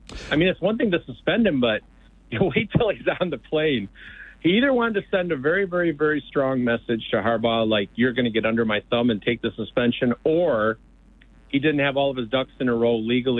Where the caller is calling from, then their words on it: Lansing, Michigan, United States; Yeah, I'm from Lansing.